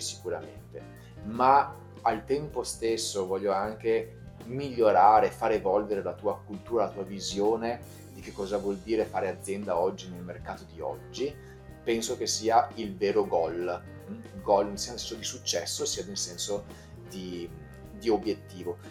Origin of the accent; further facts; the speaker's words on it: Veneto, Italy; sono veneto